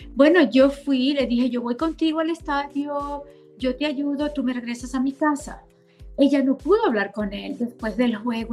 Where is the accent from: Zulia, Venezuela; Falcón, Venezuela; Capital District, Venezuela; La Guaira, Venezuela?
Zulia, Venezuela; Maracaibo; moved away as an adult; now in United States; yo nací y crecí en Venezuela, nací en Maracaibo